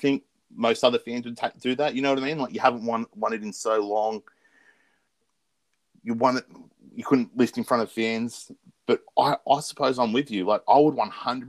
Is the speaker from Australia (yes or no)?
yes; Australia; As an Australian